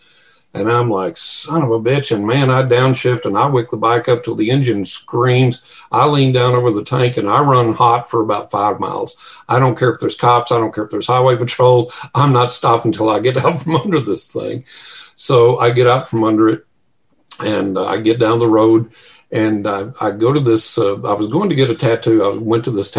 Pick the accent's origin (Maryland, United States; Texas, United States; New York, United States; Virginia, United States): Texas, United States; West; growing up in West Texas